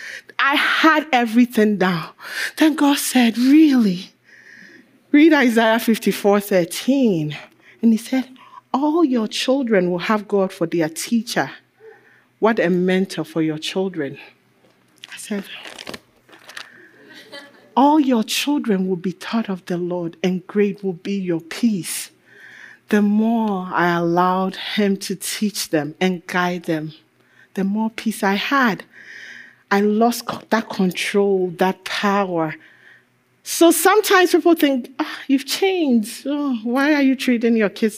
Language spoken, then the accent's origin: English; Ghana; I'm African. I'm Ghanaian.